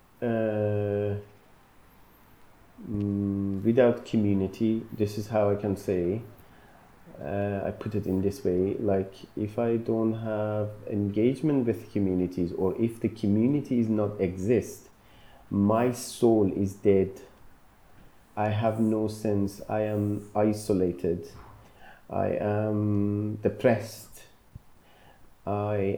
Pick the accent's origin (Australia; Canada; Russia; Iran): Iran; moved away as an adult; now in Glasgow, United Kingdom; I am born and raised in Iran, and I came to UK in December 2008